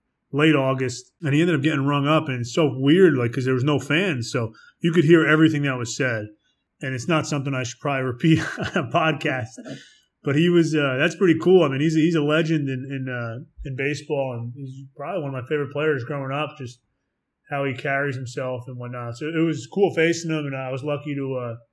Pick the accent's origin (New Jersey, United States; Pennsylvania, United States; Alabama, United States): New Jersey, United States; Englewood; My hometown hospital, Englewood Health